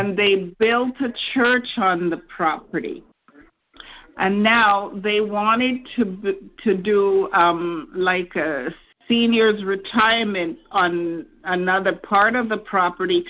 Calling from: Toronto, Ontario, Canada; I'm calling from Toronto, Canada

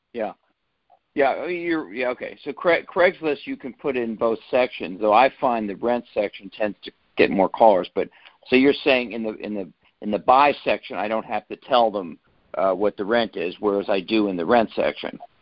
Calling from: Cincinnati, Ohio, United States; I'm calling from Cincinnati, Ohio

